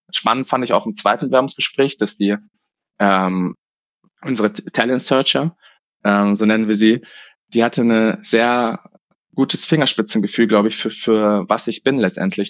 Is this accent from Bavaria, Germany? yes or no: yes; Munich, Bavaria, Germany; Ich bin in München aufgewachsen und habe es nie rausgeschafft